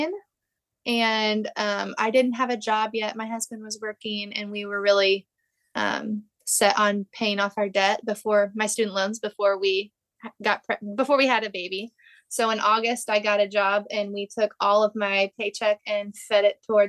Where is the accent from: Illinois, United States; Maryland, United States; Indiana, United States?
Illinois, United States; Southern; I am from Southern Illinois